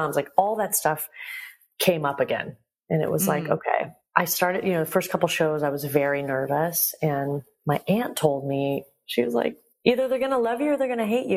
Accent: United States; I love my Iranian culture and I was born in America.

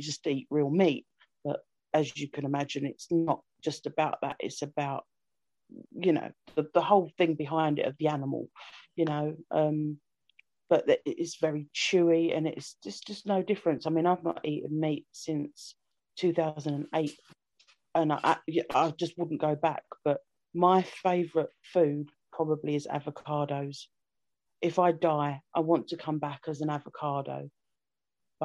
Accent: London, United Kingdom; I'm from London

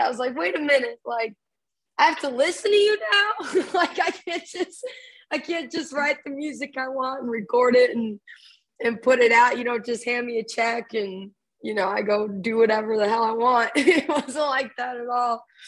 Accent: Dallas Fort Worth area, Texas, United States; little coffee shops in my hometown

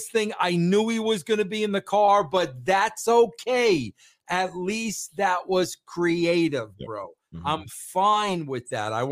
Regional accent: New York, United States; as a New Yorker

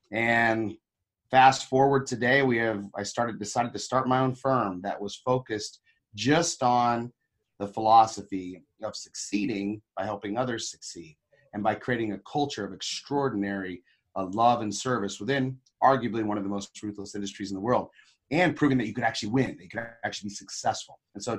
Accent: Papua New Guinea; I was actually a Christian missionary kid. I grew up in Papua New Guinea, of all places.

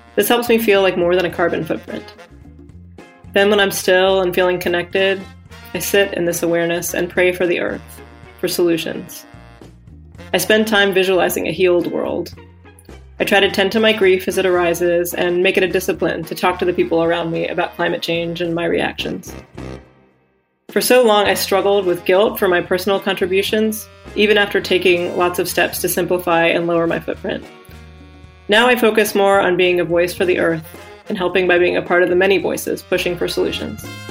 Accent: Longview, Texas, United States; I'm from Longview, Texas.

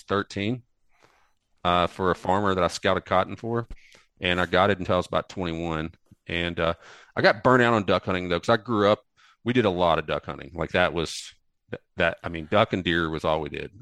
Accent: Delta region of Arkansas, United States; moved away as an adult; now in Asheville, United States; actually from the Delta region of Arkansas down in Mississippi Delta

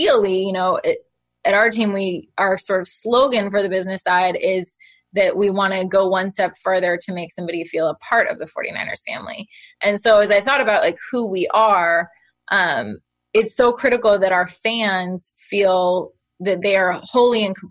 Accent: Oakland, California, United States; I grew up in Oakland in the Bay Area

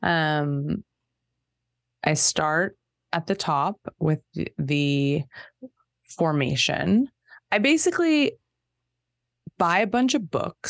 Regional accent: Torrance, California, United States; I'm from Torrance

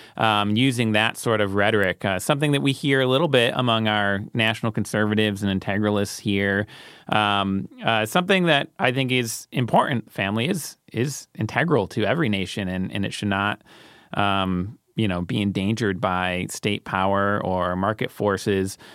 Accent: United States; as an American

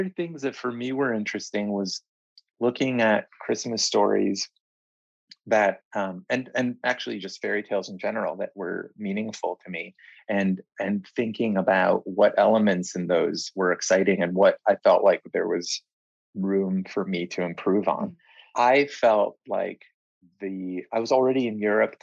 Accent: Israel; now in London, United Kingdom; I was born here in London, but we left when I was just about three and moved to Israel.

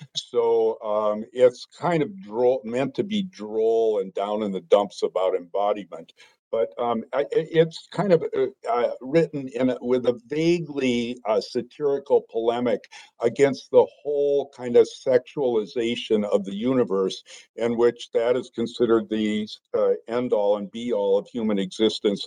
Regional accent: Green Bay, Wisconsin, United States; moved away as an adult; grew up in Green Bay, Wisconsin

